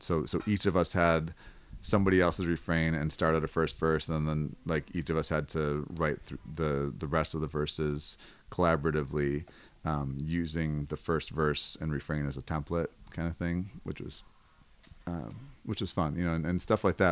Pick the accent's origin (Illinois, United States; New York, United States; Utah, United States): New York, United States; Buffalo; also born or lived in Los Angeles, California; now in Senoia, United States; I'm originally from Buffalo, New York